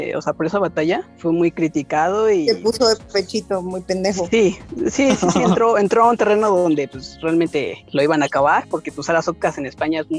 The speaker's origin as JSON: {"language": "Spanish", "town": "Valle de Chalco", "region": "State of Mexico", "country": "Mexico", "said": "Yo soy del mismísimo Valle de Charco."}